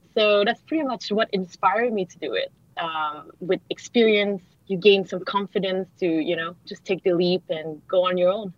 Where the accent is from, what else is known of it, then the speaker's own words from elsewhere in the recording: Montreal, Quebec, Canada; moved away as an adult; now in Singapore; I grew up in Montreal